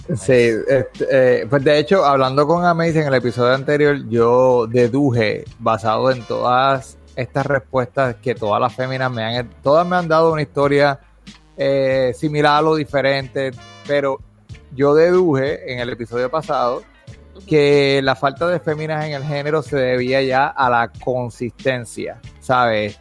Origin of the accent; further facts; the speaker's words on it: Puerto Rico; now in United States; nosotros como puertorriqueños